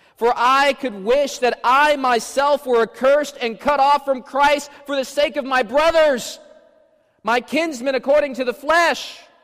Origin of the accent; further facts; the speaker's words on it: Washington, District of Columbia, United States; I grew up in Washington, D.C., there are lots of dangerous neighborhoods there